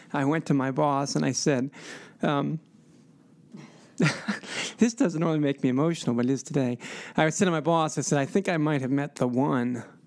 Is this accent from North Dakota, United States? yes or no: no; Columbus, Ohio, United States; moved away as an adult; also born or lived in Atlanta, Georgia / Greenville, South Carolina; now in West Lafayette, United States; I'm originally from Columbus, Ohio